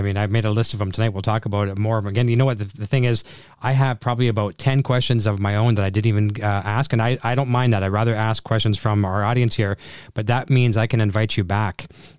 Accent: Canada; But I'm Canadian

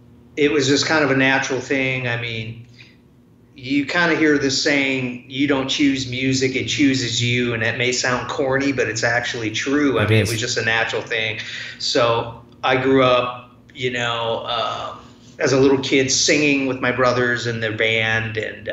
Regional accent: Detroit, Michigan, United States; I grew up where I'm at right now, but I've moved around many times. But I grew up in the Detroit area. Came from a family of musicians.

